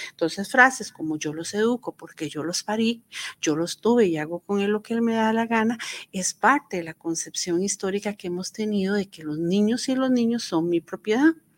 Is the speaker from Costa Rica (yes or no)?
yes; Costa Rica; Nosotros como Estado costarricense